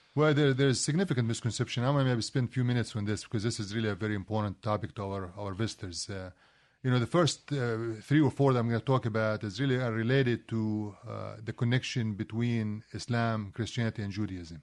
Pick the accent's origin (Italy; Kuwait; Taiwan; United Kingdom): Kuwait; also born or lived in Palestine; now in United States; I, I, was actually born in Kuwait